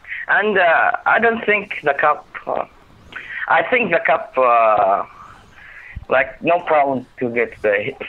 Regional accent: Saudi Arabia; I'm from Saudi Arabia.

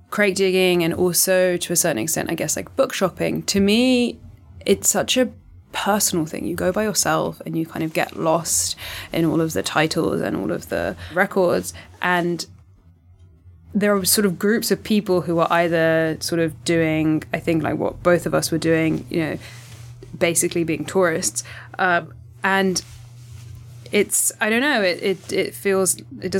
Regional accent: United Kingdom; as a British person

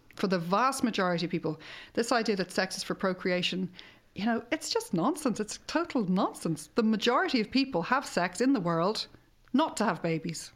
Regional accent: Ireland; we struggle with as an Irish nation

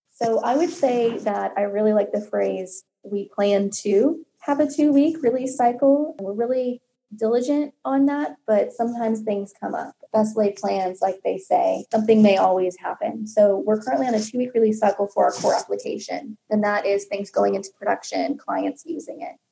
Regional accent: Kansas City, United States; moved away; I'm originally from Kansas City

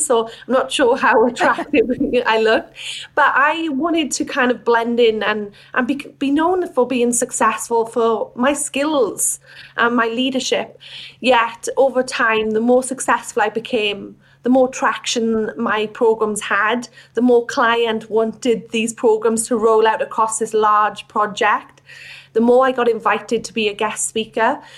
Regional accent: Wales, United Kingdom; moved away as an adult; now in Australia; I wasn't born in Australia. I'm from Wales. And I came to Australia in 2013

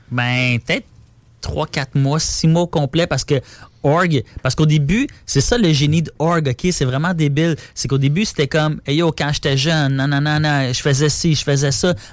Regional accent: Terrebonne, Quebec, Canada; Parce que moi, je viens de Terrebonne. Puis là, j'étais comme vintage à l'est.

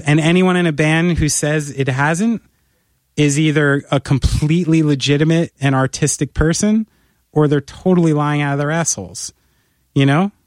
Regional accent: United States

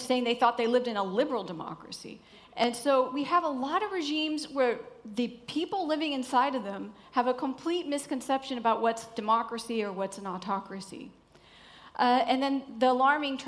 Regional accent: United States; I'm American

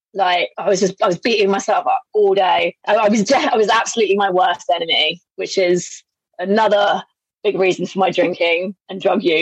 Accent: Berkshire, South East England, United Kingdom; moved away as an adult; also born or lived in Southeast Asia; now in London, United Kingdom; I grew up in Berkshire

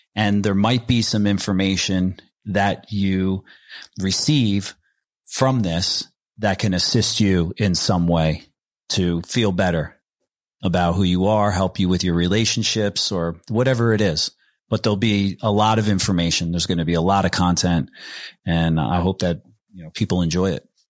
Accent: New Jersey, United States; my crew that I grew up with in New Jersey

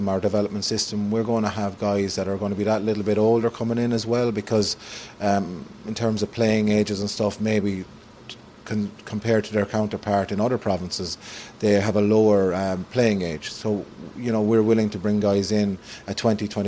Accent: Cashel, Munster, Ireland; I come from Cashel in Tipperary, which is a rural community

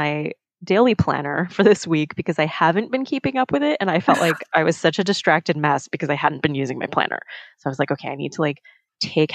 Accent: New York, United States; growing up in New York, I say you guys

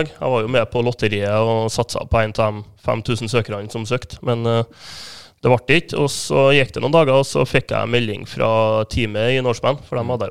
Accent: Kyrksæterøra, Trøndelag, Norway; er fra Kyrksæterøra. Ja. Ja, det ligger jo mellom Trondheim og Molde, cirka.

